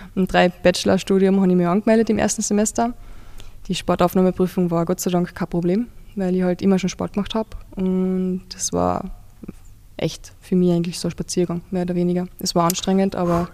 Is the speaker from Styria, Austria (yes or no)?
no; Carinthia, Austria; now in Vienna, Austria; ich wohne in Kärnten